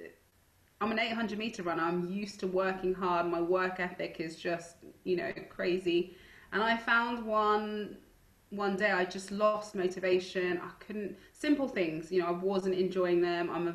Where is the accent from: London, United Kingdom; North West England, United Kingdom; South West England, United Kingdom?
London, United Kingdom; Stonebridge; where I grew up in Stonebridge